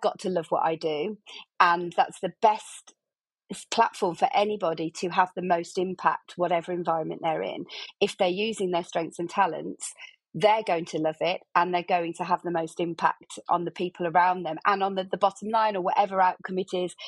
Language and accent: English; Birmingham, West Midlands, United Kingdom; I'm from Birmingham, I'm sure your guests can hear